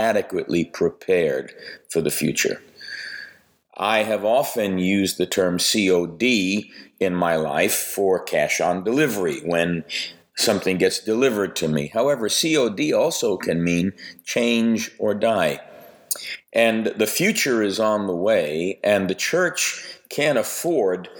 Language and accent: English; New York, United States; I grew up Italian in New York